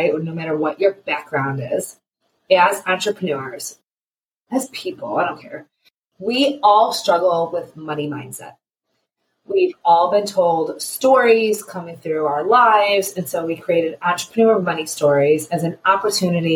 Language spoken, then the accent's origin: English; Cleveland, Ohio, United States; I am a mama from Cleveland, Ohio.